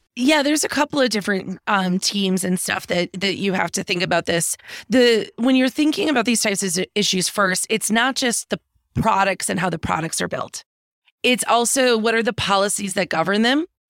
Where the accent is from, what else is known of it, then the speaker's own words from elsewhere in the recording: Green Bay, Wisconsin, United States; moved away as an adult; also born or lived in Washington, D.C.; I'm from Green Bay, Wisconsin originally, which is in the middle of the, the country up in the Great Lakes area.